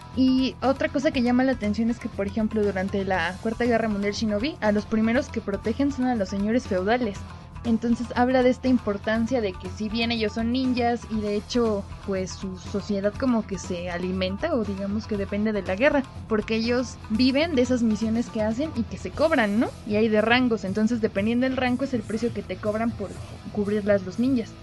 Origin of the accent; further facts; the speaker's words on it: Pachuca, Hidalgo, Mexico; yo crecí en Pachuca